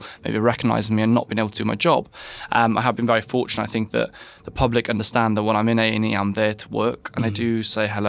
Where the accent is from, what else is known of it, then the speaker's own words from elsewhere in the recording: West Wales, United Kingdom; I'm actually from West Wales. I grew up in a family that was completely not medical at all.